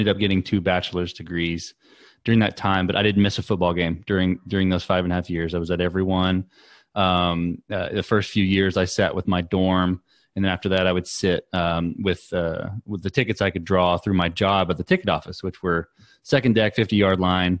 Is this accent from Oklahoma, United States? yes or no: no; Joshua, Texas, United States; also born or lived in Cleburne, Texas; born and raised in Joshua